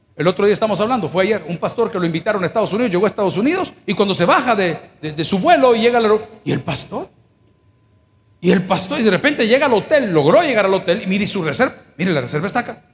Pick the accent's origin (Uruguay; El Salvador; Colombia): El Salvador; mi país, El Salvador